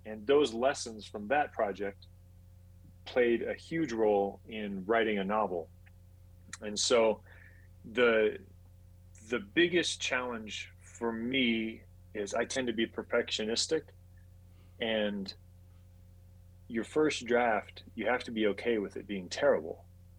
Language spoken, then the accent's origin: English; Saudi Arabia; also born or lived in Puerto Rico; I grew up overseas. So I was born in Puerto Rico, lived in Saudi Arabia for 12 years, and then my family went sailing